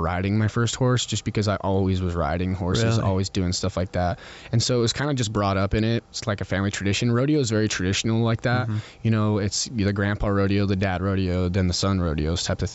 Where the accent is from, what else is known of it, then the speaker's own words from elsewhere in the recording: Utah, United States; Growing up in Utah is really awesome